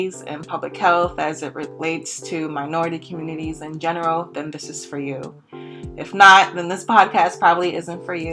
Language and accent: English; Los Angeles, California, United States; moved away; also born or lived in Inglewood, California; I'm originally from Los Angeles, California. I lived in Inglewood, California